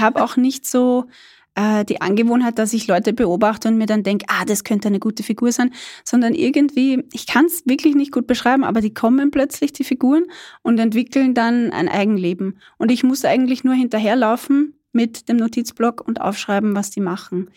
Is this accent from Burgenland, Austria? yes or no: yes; Burgenland, Austria; moved away as an adult; ich bin selber Burgenländerin. Ich bin da nicht geboren, aber aufgewachsen, habe da gelebt, bis ich 18 war.